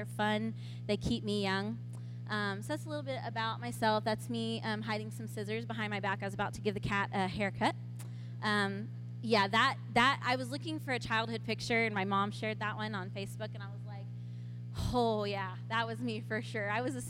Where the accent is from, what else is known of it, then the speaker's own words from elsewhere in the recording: Ponca City, Oklahoma, United States; moved away as an adult; also born or lived in Austin, Texas; I born and raised in Ponca City. Actually, not born here, but born and raised in Ponca City. And I am a daughter of a mixed race couple. My mother is white. My father is Native American. He's from the Ponca tribe.